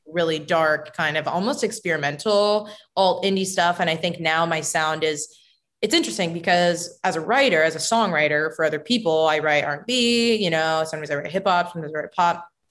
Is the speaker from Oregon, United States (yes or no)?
yes; Bend, Oregon, United States; also born or lived in Miami / Phoenix / New York; I feel like Oregon is like my hometown.